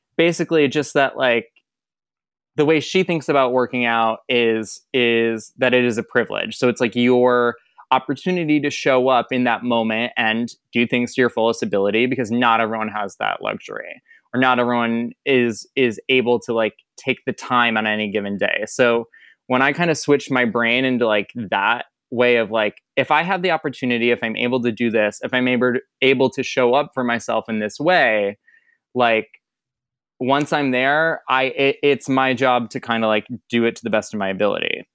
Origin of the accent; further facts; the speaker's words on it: Michigan, United States; moved away as an adult; also born or lived in Boston; I grew up in Michigan.